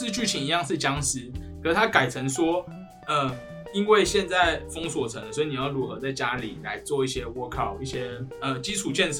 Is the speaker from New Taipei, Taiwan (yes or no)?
no; Kaohsiung, Taiwan; 那我跟你讲，大家你跟我是高雄的哦